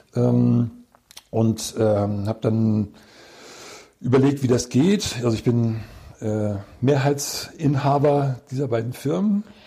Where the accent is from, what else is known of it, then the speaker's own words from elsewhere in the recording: Hamburg area, Germany; moved away; also born or lived in near Wismar; weil ich ein Fischkopf bin. Also ich komme eigentlich aus der Gegend von Hamburg